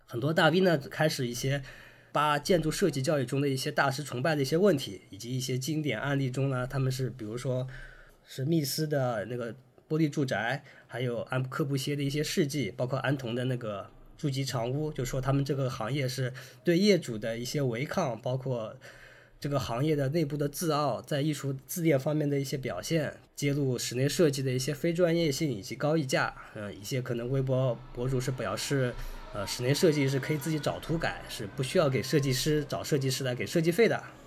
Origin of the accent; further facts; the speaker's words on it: China; 我们中国还是有一种传统的就是束竹权威的这么一个